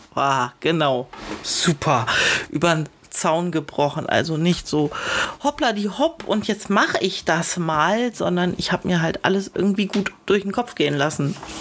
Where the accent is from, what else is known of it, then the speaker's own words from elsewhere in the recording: Northern Germany, Germany; now in Baden-Württemberg, Germany; meine Heimat Norddeutschland